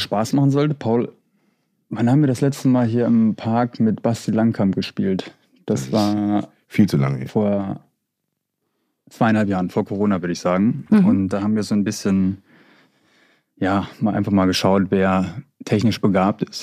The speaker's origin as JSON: {"language": "German", "town": "Bad Oeynhausen", "region": "North Rhine-Westphalia", "country": "Germany", "said": "ich komme aus Bad Oeynhausen in Ostwestfalen"}